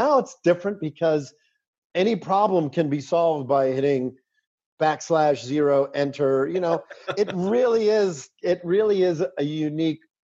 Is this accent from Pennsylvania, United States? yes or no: yes; Pittsburgh, Pennsylvania, United States; when I grew up in Pittsburgh, you know, my grandparents, you know, my family was from Italy.